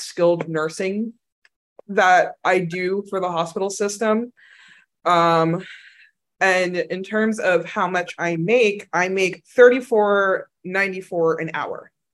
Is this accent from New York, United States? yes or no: yes; New York, United States; moved away as an adult; also born or lived in Boston; now in Texas, United States; they moved to New York, so I grew up in New York